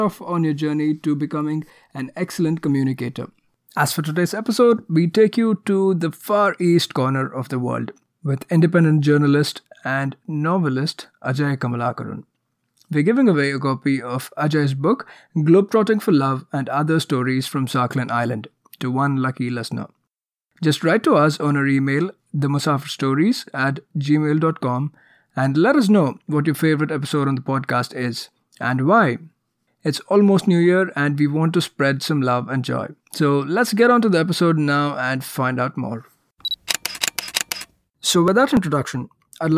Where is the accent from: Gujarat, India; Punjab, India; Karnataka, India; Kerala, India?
Karnataka, India; Bangalore; Bangalore, like where I come from